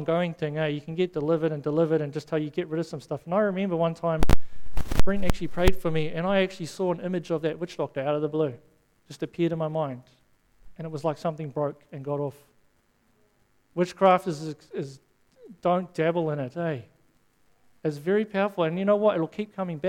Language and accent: English; South Africa; moved away; I grew up in South Africa